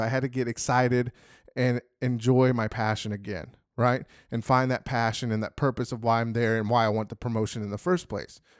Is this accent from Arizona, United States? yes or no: yes; Phoenix, Arizona, United States; moved away as an adult; now in Texas, United States; I grew up in Phoenix, Arizona